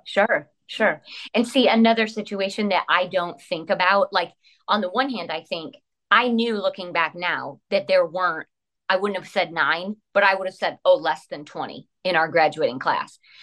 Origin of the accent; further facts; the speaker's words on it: La Porte, United States; we grew up in Laporte, um, predominantly white